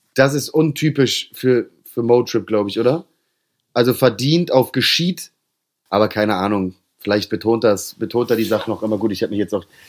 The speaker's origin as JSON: {"language": "German", "region": "Hamburg", "country": "Germany", "tie": "born or raised there", "said": "ich als Hamburger"}